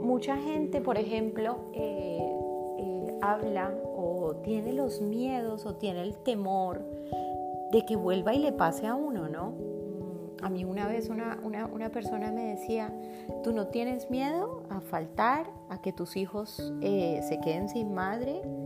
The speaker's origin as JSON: {"language": "Spanish", "country": "Colombia", "also_born_or_lived": "Argentina", "moved": "yes", "lives_now": "Spain", "said": "vivo hace siete años en España. Antes vivía en Argentina, donde nacieron mis hijos, y soy colombiana"}